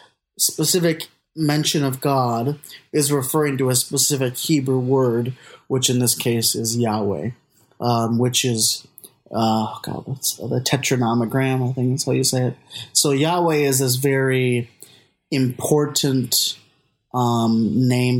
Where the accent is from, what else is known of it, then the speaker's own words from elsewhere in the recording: Minneapolis, Minnesota, United States; I'm from Minneapolis, Minnesota, and I'm a grad student at Luther Seminary in St. Paul